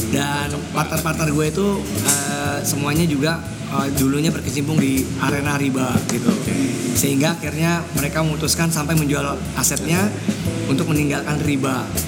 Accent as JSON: {"language": "Indonesian", "region": "Jakarta", "country": "Indonesia", "tie": "born or raised there", "also_born_or_lived": "Padang (family)", "said": "gue dari TK di Al Azhar, Al Azhar Pusat ya. ya oh. ya sampai SMA"}